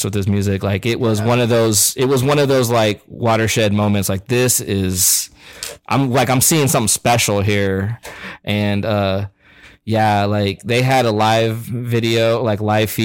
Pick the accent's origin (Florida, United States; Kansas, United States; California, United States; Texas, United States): Kansas, United States; Topeka; born or raised there